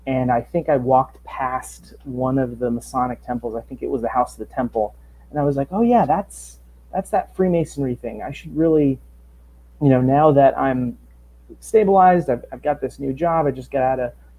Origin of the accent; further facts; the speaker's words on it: United States; moved away as an adult; now in Washington, D.C., United States; I'm originally from the New Jersey, New York area.